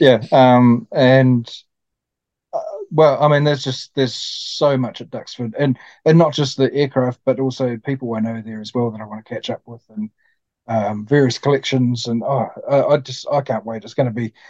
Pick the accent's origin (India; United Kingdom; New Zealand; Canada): New Zealand; a Kiwi like me.